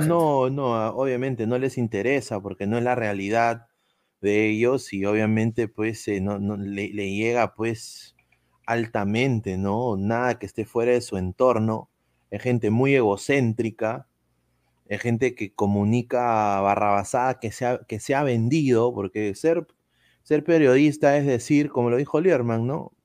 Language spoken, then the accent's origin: Spanish; Orlando, Florida, United States; moved away; yo crecí en Orlando prácticamente, viví mitad de mi, vida, 16 años, 16 años en Orlando